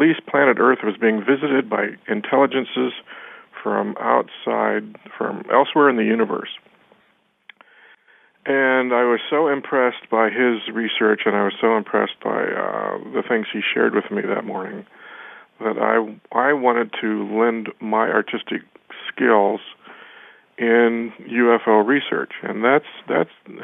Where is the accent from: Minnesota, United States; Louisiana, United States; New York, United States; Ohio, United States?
Ohio, United States; moved away as an adult; now in Tucson, United States; Originally, I was from Ohio. And, you know, the Tucson, the southwestern Arizona landscape, was like I had been, you know, transported into an alien world. It was so radically different from what I'd grown up with in the Midwest